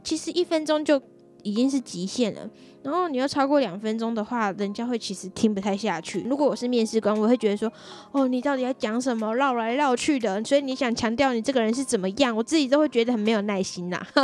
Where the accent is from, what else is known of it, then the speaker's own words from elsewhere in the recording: Tainan, Taiwan; 让他们安排到我的家乡，台南那边的办公室工作